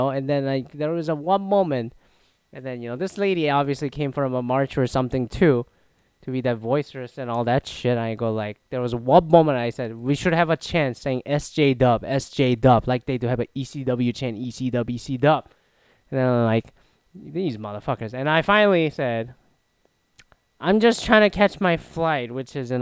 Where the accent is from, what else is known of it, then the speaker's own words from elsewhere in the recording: Toronto, Ontario, Canada; I'm from Toronto area